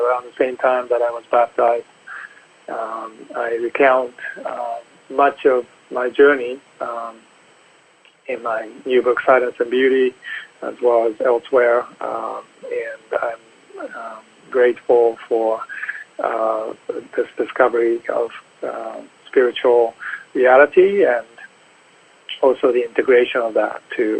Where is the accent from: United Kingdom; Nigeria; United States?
United States; New Jersey; also born or lived in Boston / Sweden / Japan; I was born in Boston and spent my childhood in multiple settings. I went to Sweden after that and then to Japan, spent grade school years in Japan, and came back from middle school and high school in New Jersey.